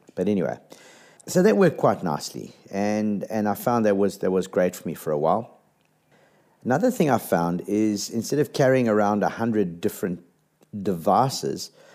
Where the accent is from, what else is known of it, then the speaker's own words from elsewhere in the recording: South Africa; as a South African